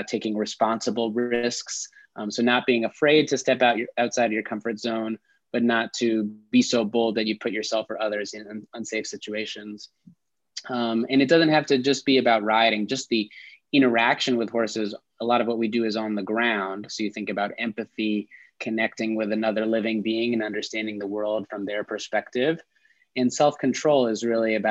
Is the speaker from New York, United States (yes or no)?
yes; suburban New York, United States; moved away as an adult; now in Detroit, United States; I'm actually from the East Coast, grew up in suburban New York